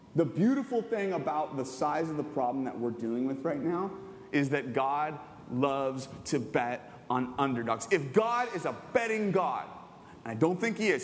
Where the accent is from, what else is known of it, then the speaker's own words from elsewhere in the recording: Southern California, United States; I grew up in Southern California my whole life.